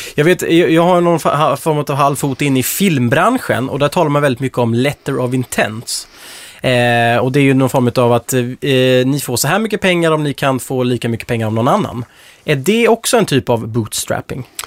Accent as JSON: {"language": "Swedish", "region": "Småland", "country": "Sweden", "said": "Jag är själv från Småland"}